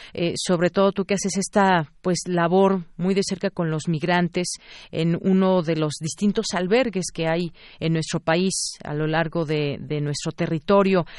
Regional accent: Mexico; como mexicanos

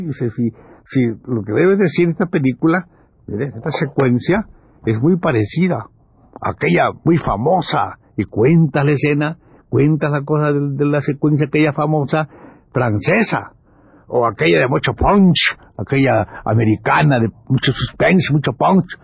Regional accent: Campeche, Mexico; muy chamaco yo, allí en Campeche

